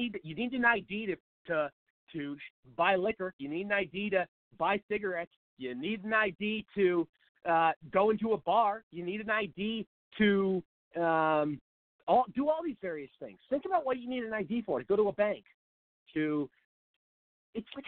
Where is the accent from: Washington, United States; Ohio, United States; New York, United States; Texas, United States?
Washington, United States; Seattle; moved away as an adult; now in Phoenix, United States; I'm from Seattle